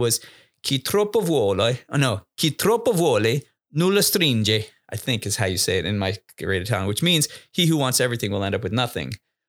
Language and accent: English; Thailand; born there; Yeah. I was born in Thailand.